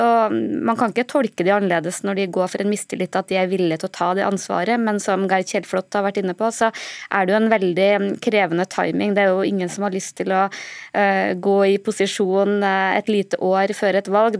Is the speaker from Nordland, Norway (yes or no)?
no; Trøndelag, Norway; som en trønder